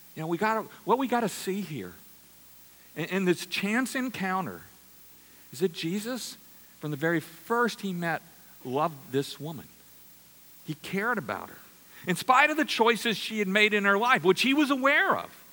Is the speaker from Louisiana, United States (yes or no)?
yes; Louisiana, United States; I'm from Louisiana